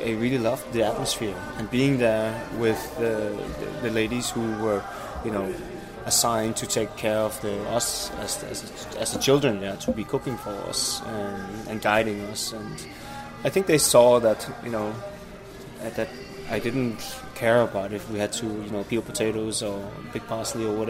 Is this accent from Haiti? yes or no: no; Denmark; I came to Denmark and was raised in a small city 35 kilometers outside Copenhagen